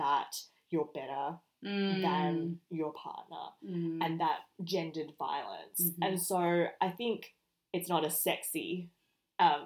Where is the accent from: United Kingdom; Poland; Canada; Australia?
Australia